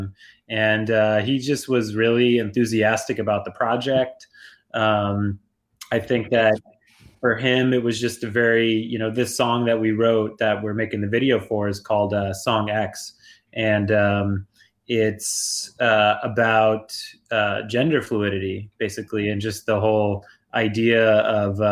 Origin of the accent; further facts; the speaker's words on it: New York City, New York, United States; moved away as an adult; also born or lived in Brooklyn, New York; now in Ithaca, United States; I grew up in Greenwich Village. I lived in Greenwich Village in Brooklyn my entire life